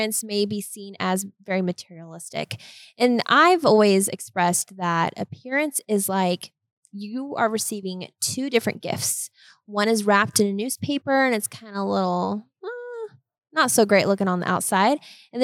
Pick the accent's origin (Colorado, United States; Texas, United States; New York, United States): Colorado, United States; I'm from Colorado, but I am the least Coloradan gal you will find